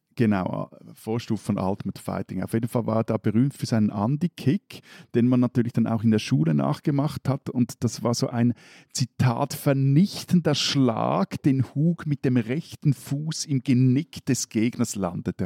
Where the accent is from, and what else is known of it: Switzerland